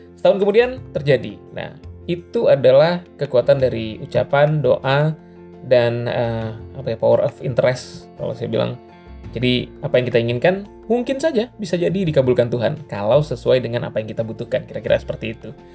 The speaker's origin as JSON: {"language": "Indonesian", "town": "Batam", "region": "Riau Islands", "country": "Indonesia", "tie": "born or raised there", "said": "di Batam adalah kampung halaman saya"}